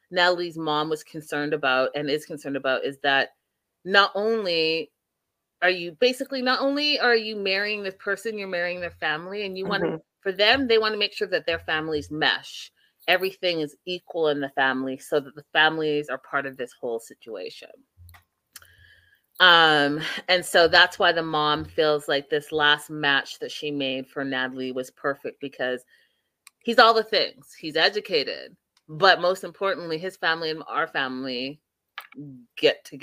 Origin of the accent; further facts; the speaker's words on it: Canada; being a Canadian, but also being an African